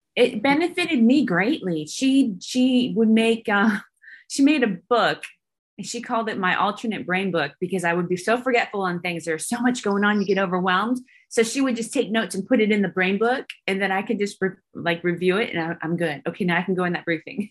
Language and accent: English; Santa Rosa, California, United States; also born or lived in Bodega Bay, California / Georgia / Alabama; now in Texas, United States; I'm from Santa Rosa, California, um, which is north of San Francisco, and I was raised between there and Bodega Bay